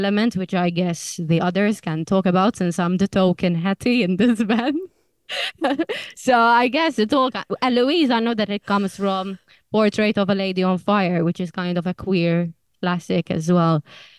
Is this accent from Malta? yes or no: yes; Malta; now in United Kingdom; that's kind of us three, Leanne, me and Leona, finding our feet as immigrants in the UK because we're originally from Malta.